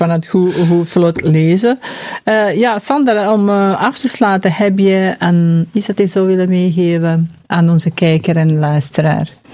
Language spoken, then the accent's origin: Dutch; Flanders, Belgium; wij ons allemaal als Vlamingen